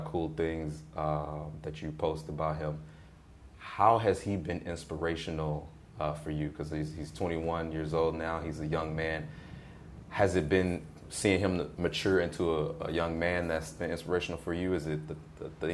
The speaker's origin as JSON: {"language": "English", "town": "St. Louis", "region": "Missouri", "country": "United States", "tie": "born or raised there", "said": "I grew up in St. Louis, kind of divided family"}